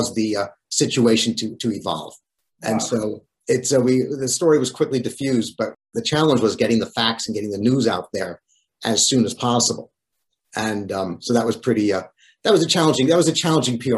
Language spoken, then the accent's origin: English; Great Neck, New York, United States; also born or lived in Newton Lower Falls, Massachusetts; My family moved from Newton, Lower Falls, Massachusetts when I was 9 years old to Great Neck on the north shore of Long Island. And Great Neck is where I still live